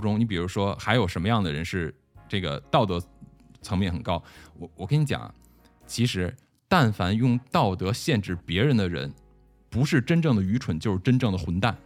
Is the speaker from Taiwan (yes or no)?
no; China; 我们中国人